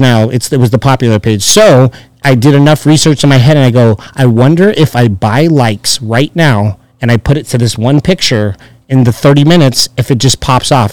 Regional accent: Chino Hills, California, United States; moved away as an adult; also born or lived in Orange County, California; now in Las Vegas, United States; I grew up in Chino Hills

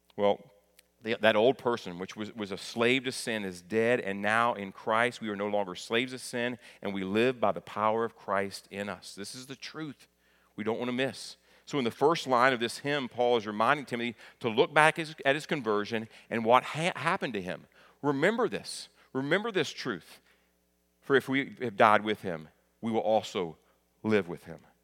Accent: Kentucky, United States; moved away; I'm proud of my home state, very thankful for being raised in Kentucky.

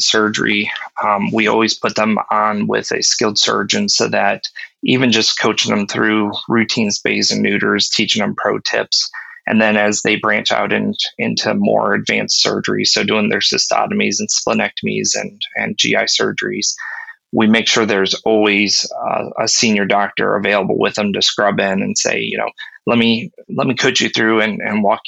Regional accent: Ohio, United States; I grew up in Ohio and not too far from Kent and Stow

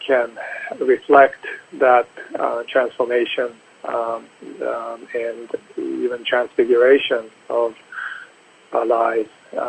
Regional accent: New Jersey, United States; also born or lived in Boston / Sweden / Japan; I was born in Boston and spent my childhood in multiple settings. I went to Sweden after that and then to Japan, spent grade school years in Japan, and came back from middle school and high school in New Jersey.

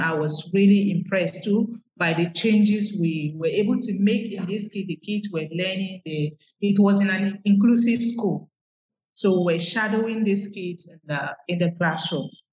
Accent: Nigeria; moved away as an adult; now in Accra, Ghana; I'm from Nigeria, mm. but I'm currently based in Ghana, that's Accra, Ghana.

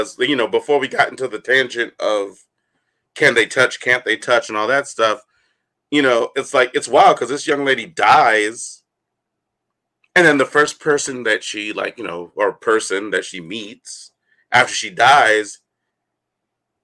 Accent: United States; as an American

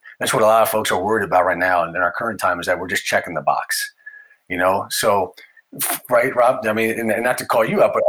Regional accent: United States; my nationality as an American

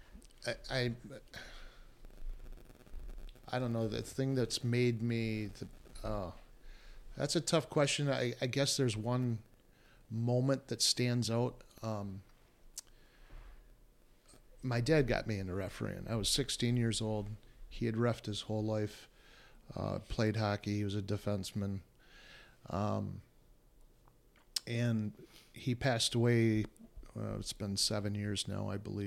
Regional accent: Alpena, Michigan, United States; moved away; Alpena, my hometown

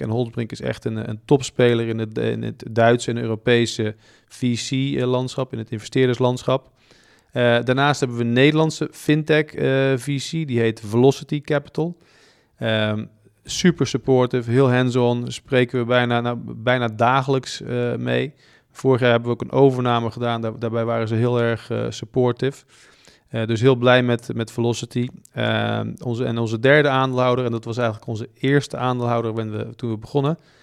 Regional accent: Bergen op Zoom, North Brabant, Netherlands; ik kom uit Brabant, Bergen op Zoom

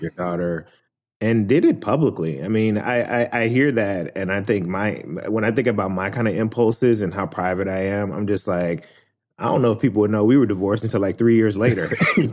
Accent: Memphis, Tennessee, United States; born or raised there

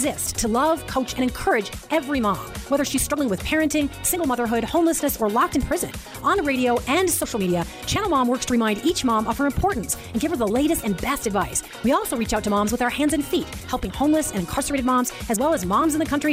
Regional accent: Chicago, Illinois, United States; I was born in Chicago

